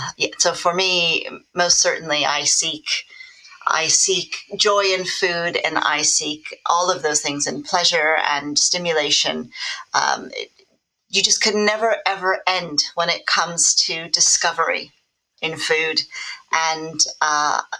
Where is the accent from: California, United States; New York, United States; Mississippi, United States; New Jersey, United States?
California, United States; Los Angeles; now in United Kingdom; I grew up in Los Angeles, which is a very image-focused society